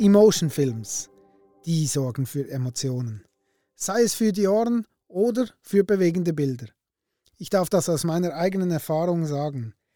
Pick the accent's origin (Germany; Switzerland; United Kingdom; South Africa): Switzerland; Basel-Landschaft; ich komme ja selber aus dem Baselbiet